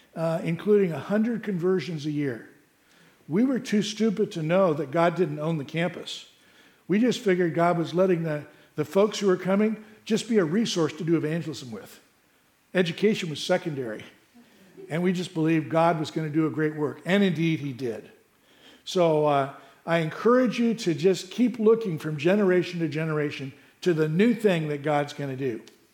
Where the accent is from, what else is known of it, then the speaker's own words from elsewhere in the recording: Morgan Hill, California, United States; A little about me. I grew up in Morgan Hill. Some of you may remember when I was here. I grew up in Morgan Hill.